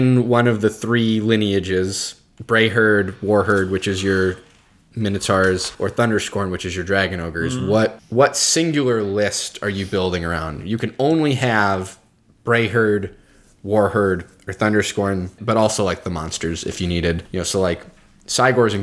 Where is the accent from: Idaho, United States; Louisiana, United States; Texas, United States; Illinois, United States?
Illinois, United States; Chicago; I grew up in and around Chicago